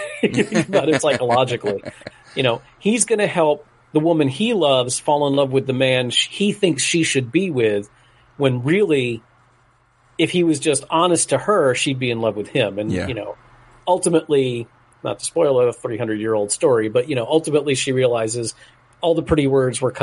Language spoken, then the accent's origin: English; South Florida, United States; the town where I grew up in South Florida